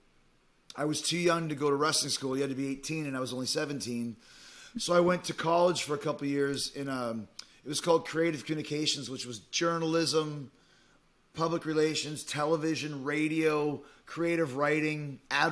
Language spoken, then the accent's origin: English; Winnipeg, Manitoba, Canada; moved away as an adult; also born or lived in Calgary; Winnipeg's where I grew up in Canada